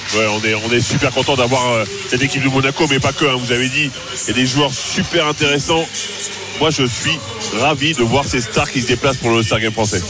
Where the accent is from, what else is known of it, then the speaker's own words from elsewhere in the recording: France; on est que des Français